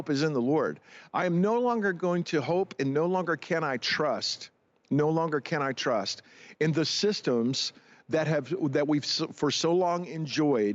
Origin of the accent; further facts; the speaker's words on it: United States; As an American and as a church leader